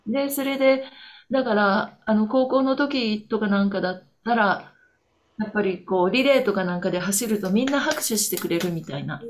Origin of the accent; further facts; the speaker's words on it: Kobe, Hyogo, Japan; moved away as an adult; now in Onishi, Japan; 私は、あの、神戸生まれの神戸育ちなんですけれども、10年前に311の後にどういうわけか、西からこっちの方に東に移ってきました。